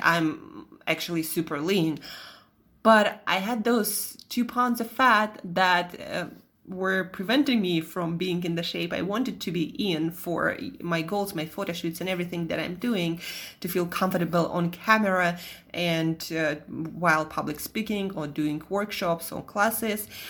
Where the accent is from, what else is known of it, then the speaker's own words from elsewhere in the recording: Russia; accent: Russian; moved away; also born or lived in Italy / Switzerland; my Russian accent